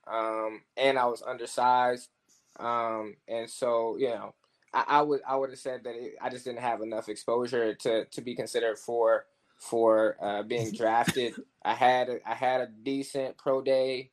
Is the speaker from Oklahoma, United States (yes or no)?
yes; Oklahoma, United States; moved away; I'm from Oklahoma, so boxing wasn't the thing there.